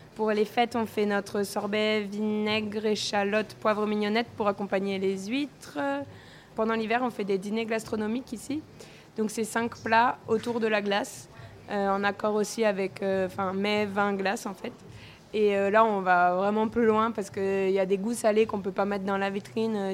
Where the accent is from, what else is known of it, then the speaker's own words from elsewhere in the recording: Corsica, France; chez moi en Corse